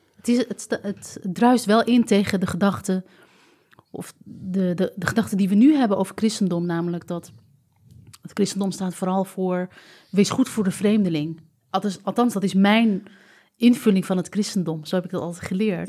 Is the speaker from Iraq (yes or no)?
no; Amsterdam, North Holland, Netherlands; ons als Amsterdammers